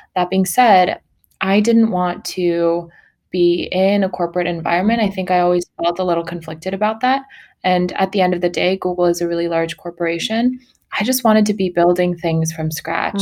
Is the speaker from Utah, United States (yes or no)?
no; Sacramento, California, United States; also born or lived in Mongolia; now in Los Angeles, United States; I uh, was born in Mongolia. I grew up in Sacramento, California